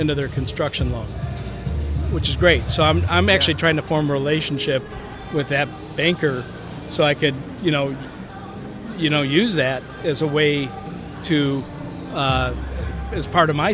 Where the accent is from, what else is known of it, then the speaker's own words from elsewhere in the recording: Chicago, Illinois, United States; we're from Chicago. We're in Chicago